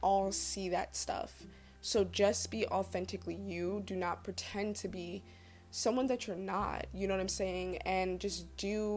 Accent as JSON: {"language": "English", "region": "New Jersey", "country": "United States", "tie": "born or raised there", "said": "I grew up in Jersey"}